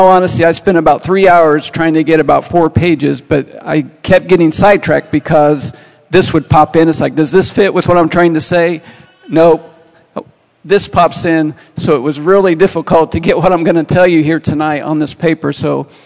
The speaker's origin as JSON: {"language": "English", "town": "Montezuma", "region": "Indiana", "country": "United States", "tie": "born or raised there", "lives_now": "Terre Haute, United States", "said": "I'm from Montezuma, Indiana, a little town north of here. Grew up there many years."}